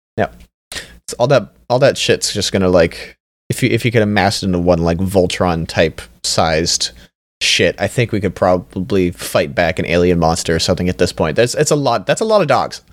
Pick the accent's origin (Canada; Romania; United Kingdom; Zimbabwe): Canada; I'm Canadian